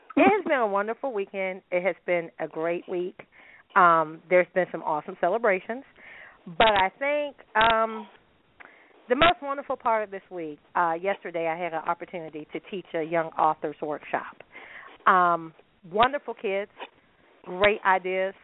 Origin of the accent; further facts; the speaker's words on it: United States; as a American